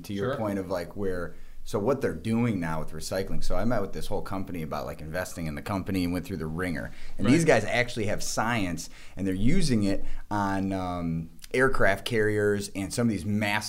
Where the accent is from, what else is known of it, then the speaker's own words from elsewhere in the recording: Livonia, Michigan, United States; And I'm actually from Livonia, Michigan as well.